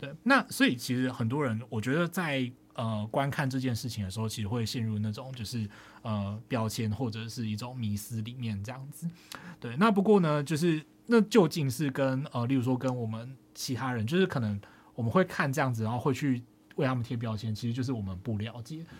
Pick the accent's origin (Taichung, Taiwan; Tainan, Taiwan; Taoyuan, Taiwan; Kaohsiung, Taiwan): Tainan, Taiwan; 自己是在台南长大的。然后呃，其实就是更精确一点说，其实我是在那个呃庙街附近长大的，就是呃，其实我家就是那种左边有一间庙，右边有一间庙的那种状态。